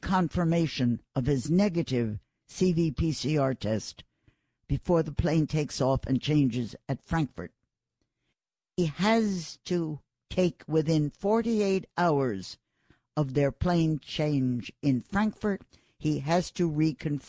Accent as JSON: {"language": "English", "region": "New York", "country": "United States", "tie": "born or raised there", "said": "I live in New York. I was born in New York"}